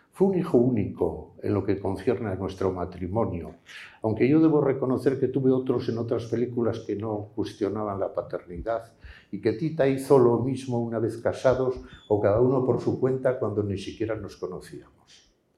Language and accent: Spanish; León, Castile and León, Spain; moved away; also born or lived in Madrid; aquí en mi pueblo